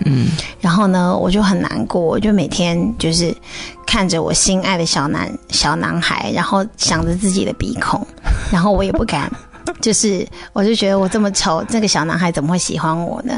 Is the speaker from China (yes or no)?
yes; China; moved away as an adult; 我们中国人